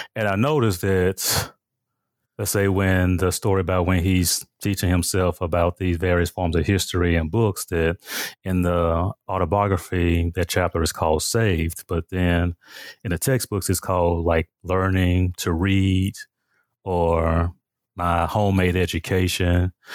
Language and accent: English; Memphis, Tennessee, United States; now in Milwaukee, United States; my growing up in Memphis, Tennessee, I was born and raised there